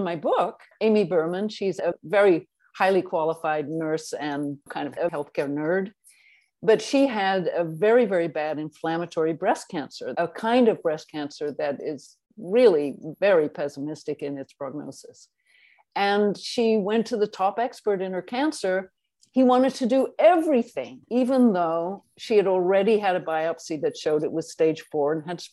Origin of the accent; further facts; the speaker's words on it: England, United Kingdom; also born or lived in South Africa; I was born in South Africa and raised in England